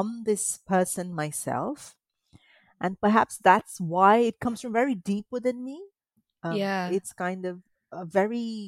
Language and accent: English; Mumbai, Maharashtra, India; moved away as an adult; also born or lived in Kerala (family origin); now in United Kingdom; I grew up in Mumbai, which is sort of like a big crazy city like London